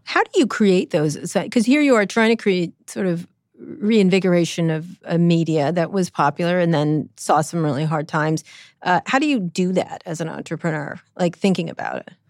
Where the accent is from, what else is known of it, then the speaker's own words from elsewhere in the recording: California, United States; also born or lived in Washington, D.C.; being a Californian